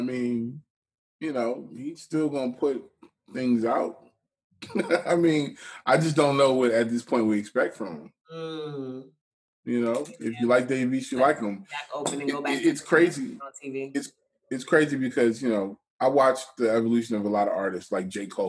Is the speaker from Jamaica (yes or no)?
yes; Jamaica; I'm Jamaican, so I call him Lucas Joyner.